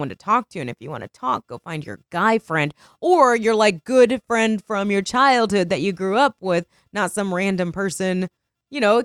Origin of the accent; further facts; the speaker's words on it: Indiana, United States; moved away; also born or lived in Chicago; I'm from Indiana too.